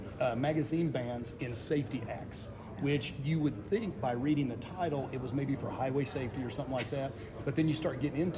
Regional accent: Arizona, United States; Yes, and I'm actually from Arizona, so, you know, now you'll notice the Tennessee. I've been in Tennessee for a while, too.

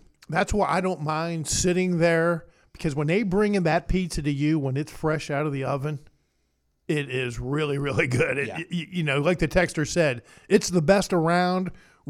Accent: Elm Grove, West Virginia, United States; I'm an Elm Grove boy for a long, long time

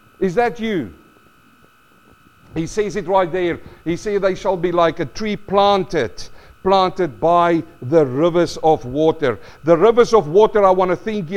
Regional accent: South Africa; now in Australia; I grew up in South Africa

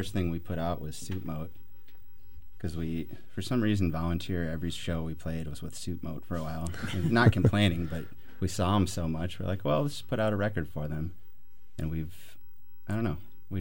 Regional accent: Racine, Wisconsin, United States; Nick and I are both from Racine

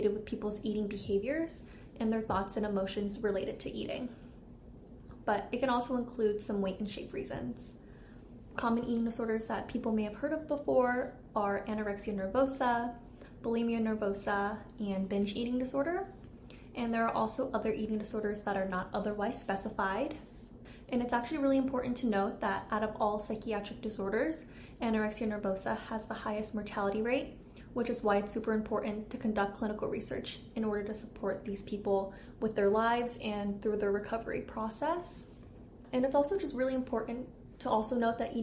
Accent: Southern California, United States; moved away as an adult; also born or lived in Santa Barbara, California; now in Minnesota, United States; I'm originally from Southern California, and I actually just moved to Minnesota this past summer

